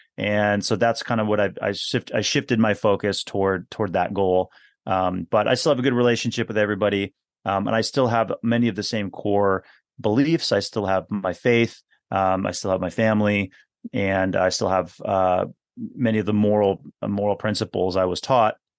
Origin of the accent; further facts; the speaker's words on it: Milwaukee, Wisconsin, United States; also born or lived in West Coast of the U.S.; I was technically I was born on the west coast of the U.S., but yeah, I grew up. I grew up here in in Wisconsin